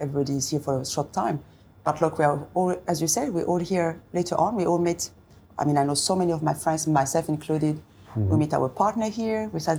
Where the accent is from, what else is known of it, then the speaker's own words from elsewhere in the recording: next to Switzerland, eastern France, France; English is a second language; moved away as an adult; also born or lived in Paris, France; now in Dubai, United Arab Emirates; I'm from east of France, next to Switzerland.